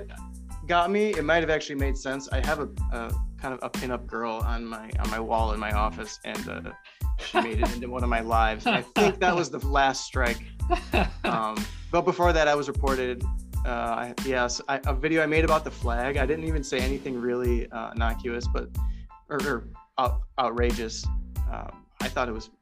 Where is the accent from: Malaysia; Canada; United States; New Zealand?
United States; Illinois; I'm from Illinois